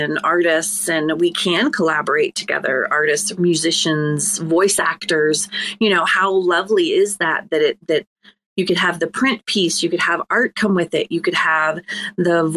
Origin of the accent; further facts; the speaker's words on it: Ireland; I'm Irish